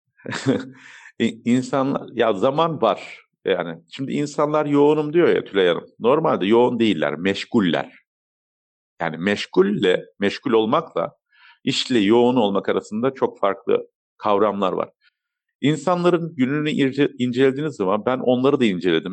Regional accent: Turkey; also born or lived in Germany; Almanya doğum, Türkiye'de okul, İstanbul Teknik Üniversitesi uçak mühendisliğini bitirmekte

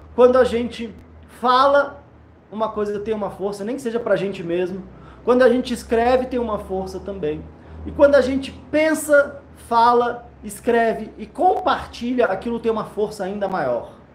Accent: Brasília, Federal District, Brazil; Brasília, eu nasci aqui, gosto muito daqui

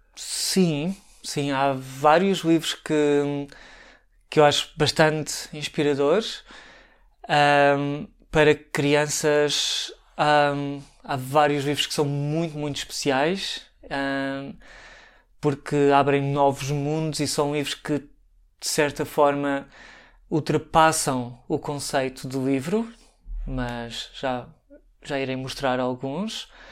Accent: Santarém, Santarém District, Portugal; moved away as an adult; also born or lived in Lisbon, Portugal; now in Hamburg, Germany; Santarém, que foi onde eu nasci e vivi até aos 18 anos

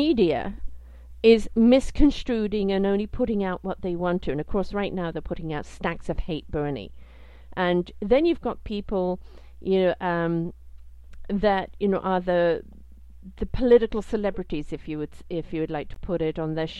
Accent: Canada; as a Canadian

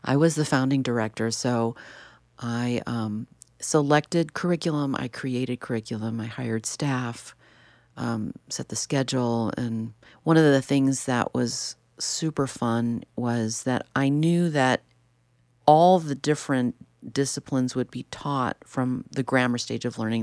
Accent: Chicago, Illinois, United States; I grew up in Chicago in the city, and then we ended up in the suburbs

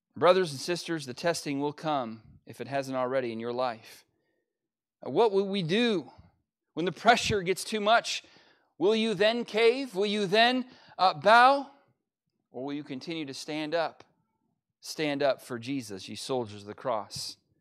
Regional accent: United States; as an American

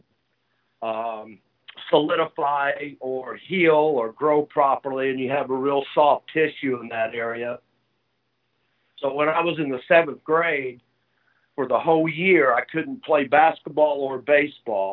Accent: Southern Indiana, United States; moved away; also born or lived in Louisville, Kentucky; being from Southern Indiana

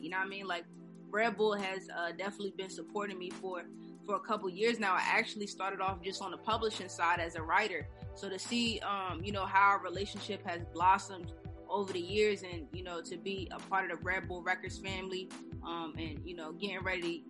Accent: New Jersey, United States; I'm from Jersey

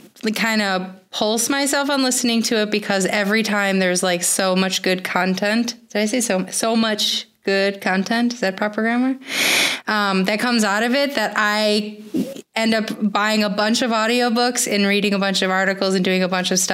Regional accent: Wisconsin, United States; moved away as an adult; also born or lived in Wentzville, Missouri; now in Missouri, United States; I'm from Wisconsin

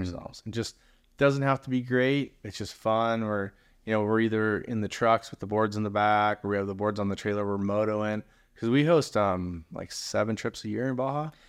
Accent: San Clemente, California, United States; also born or lived in San Francisco / Manhattan Beach / Redondo Beach / Huntington Beach; I grew up in San Clemente. I've been there since I was in junior high school

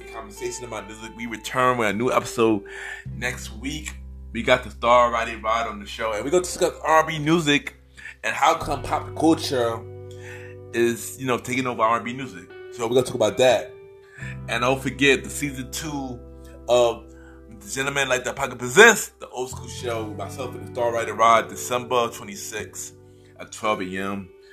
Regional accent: New York City, New York, United States; I'm born and raised in New York

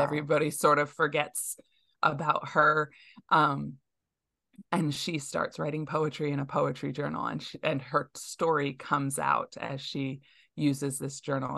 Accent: outside of Metro Detroit, Michigan, United States; Growing up outside of Metro Detroit, it's a very international community

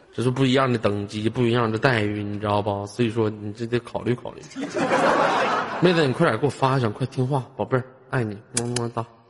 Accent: Northeast China, China; accent: Northeastern (Dongbei); 我他妈差点东，东北话没他妈蹦出来

